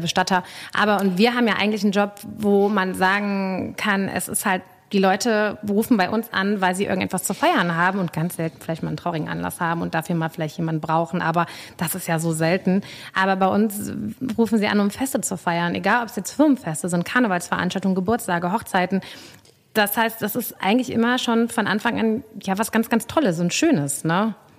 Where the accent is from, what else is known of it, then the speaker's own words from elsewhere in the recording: Cologne, North Rhine-Westphalia, Germany; ich bin ja natürlich in Ports aufgewachsen